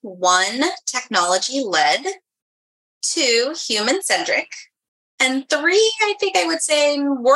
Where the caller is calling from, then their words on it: New York, United States; I'm joining you from New York.